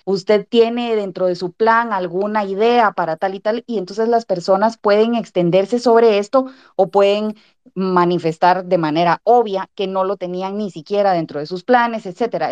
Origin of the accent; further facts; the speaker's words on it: Guatemala; quisiéramos perfeccionar y aportar como guatemaltecos